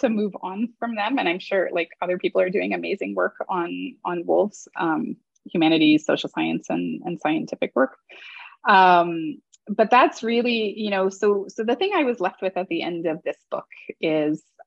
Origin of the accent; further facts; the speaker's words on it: Toronto, Ontario, Canada; I grew up in Toronto.